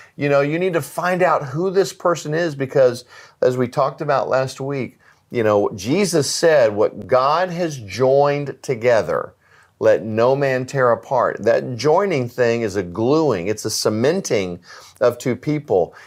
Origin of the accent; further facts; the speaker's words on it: United States; as an American